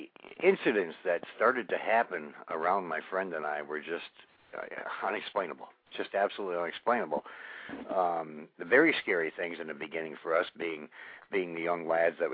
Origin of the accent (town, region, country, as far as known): Olean, New York, United States; born or raised there